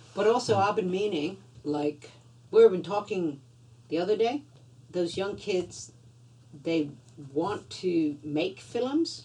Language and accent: English; Louisiana, United States; now in Australia; I grew up in Louisiana, you know, outdoors